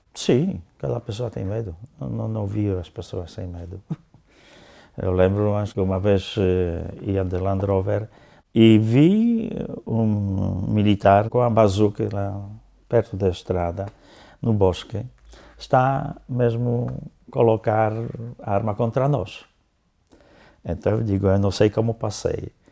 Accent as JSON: {"language": "Portuguese", "region": "Lower Silesian Voivodeship", "country": "Poland", "tie": "born or raised there", "also_born_or_lived": "southern Poland / northern Poland / Angola", "second_language": "Portuguese", "moved": "as an adult", "lives_now": "Portugal", "said": "nasci tendo um ano, os meus pais levaram-me eh, para a Silésia para a parte eh, da Silesa Baixa, onde eu cresci até mais ou menos eh, terminando a escola primária"}